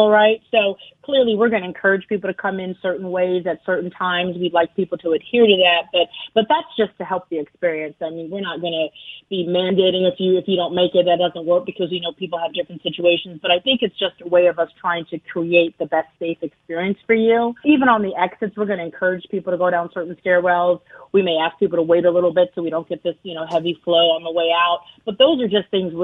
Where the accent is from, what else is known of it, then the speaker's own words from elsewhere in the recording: Baltimore, Maryland, United States; also born or lived in Ohio; now in Charlotte, United States; I'm from Baltimore. I grew up in Baltimore.